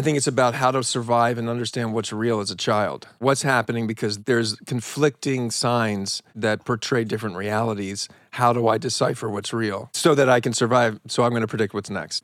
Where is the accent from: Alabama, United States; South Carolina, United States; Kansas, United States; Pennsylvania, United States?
Pennsylvania, United States; Philadelphia; I'm from Philly